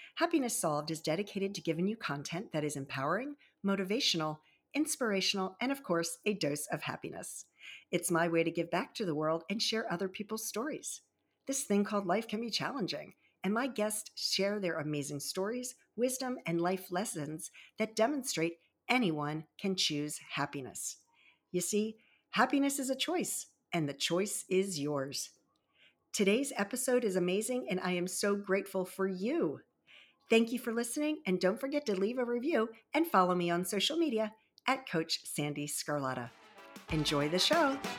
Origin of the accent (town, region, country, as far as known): Baltimore Annapolis area, Maryland, United States; born or raised there; also born or lived in Virginia Beach, Virginia; now in Leesburg, United States